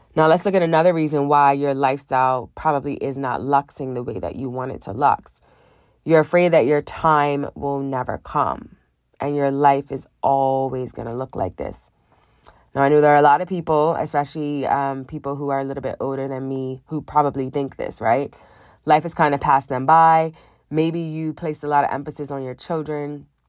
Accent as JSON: {"language": "English", "country": "Bermuda", "tie": "born or raised there", "said": "I grew up in Bermuda, very small island in the middle of the Atlantic Ocean, above the Caribbean."}